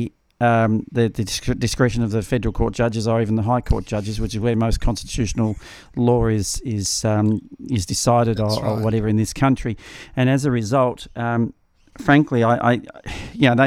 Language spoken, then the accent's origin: English; Australia; I'm an Australian. I'm not a Victorian. I'm an Australian.